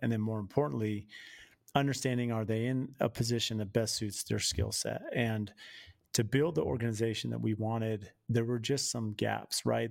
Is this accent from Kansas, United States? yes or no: no; San Diego, California, United States; now in Phoenix, United States; I grew up in San Diego and live in the Phoenix